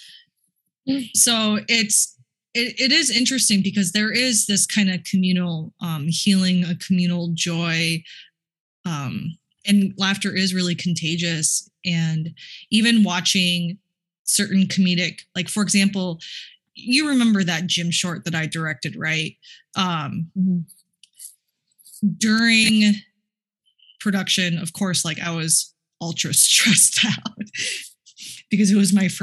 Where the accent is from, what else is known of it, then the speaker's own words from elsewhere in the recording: Minnesota, United States; I was born and raised in Minnesota